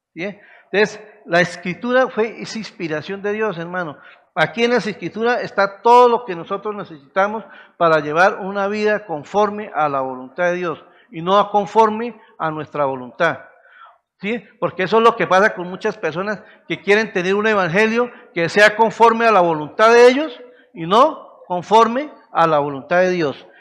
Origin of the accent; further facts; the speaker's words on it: Colombia; nosotros como los colombianos